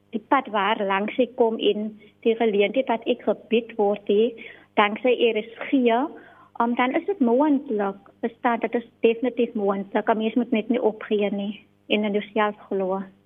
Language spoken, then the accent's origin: Afrikaans; Riverlands, Western Cape, South Africa; Ek is gebore in Rawelens en ek het daar ook groot geword